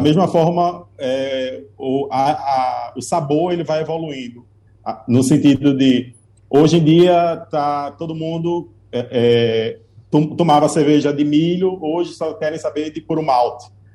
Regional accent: Recife, Pernambuco, Brazil; pernambucano, enquanto recifense

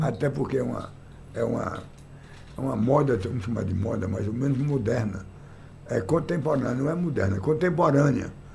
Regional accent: Salgueiro, Pernambuco, Brazil; lá no sertão de Pernambuco, eu nasci e me criei lá em Salgueiro

